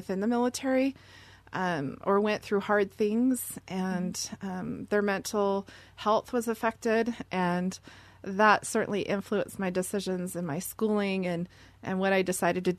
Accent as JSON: {"language": "English", "town": "Seattle", "region": "Washington", "country": "United States", "tie": "born or raised there", "said": "I'm from Seattle and born and raised there. Very proud of my native Seattle heritage."}